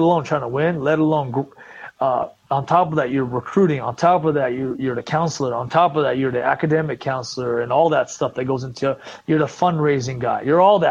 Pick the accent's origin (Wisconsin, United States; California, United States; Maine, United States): California, United States; Southern; I grew up in Southern California